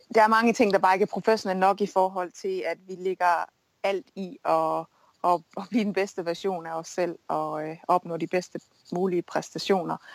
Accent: Denmark; moved away; also born or lived in United States

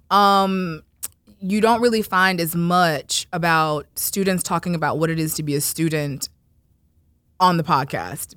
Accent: Florida, United States; I'm from Florida

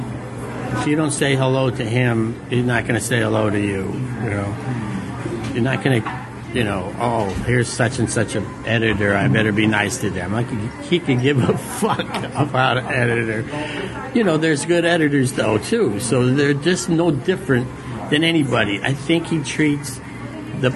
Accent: Gardena, California, United States; where I grew up in Gardena, the Asians were almost all Japanese

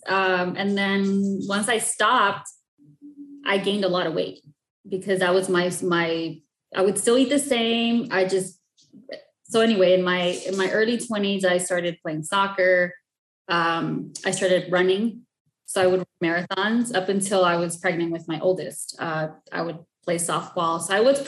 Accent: El Monte, California, United States; I grew up in the city of El Monte

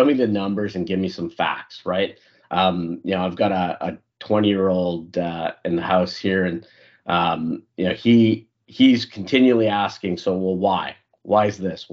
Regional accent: Canada; moved away as an adult; also born or lived in Africa; now in United States; I'm Indian by nationality, but born in Africa, grew up in Canada, and I've lived the past decade in the U.S.

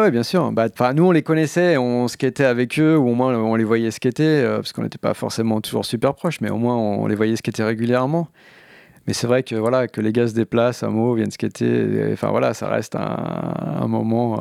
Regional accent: Barcy, Île-de-France, France; j'ai grandi à Barcy, qui est un village de 250 habitants

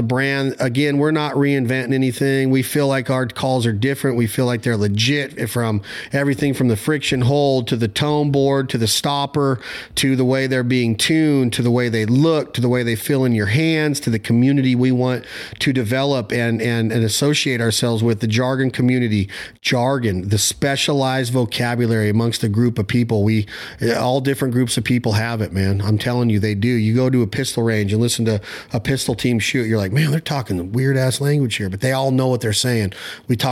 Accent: Nevada, United States; I'm from Nevada, close to California

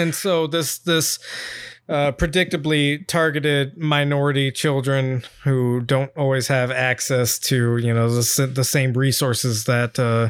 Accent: Washington, United States; I'm from from Washington. And so the Pacific Northwest is the best place that anybody could ever be born and raised in America.

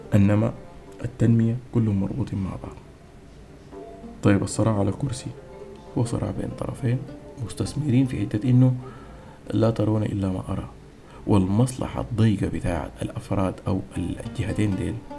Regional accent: Sudan; نحن كسودانيين

